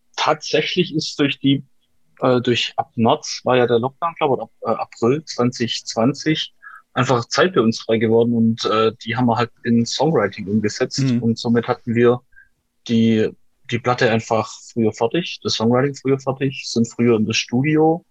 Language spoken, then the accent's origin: German; Aalen, Baden-Württemberg, Germany; bei uns in Aalen